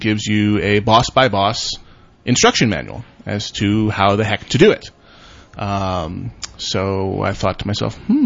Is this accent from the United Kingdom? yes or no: no; United States; I'm American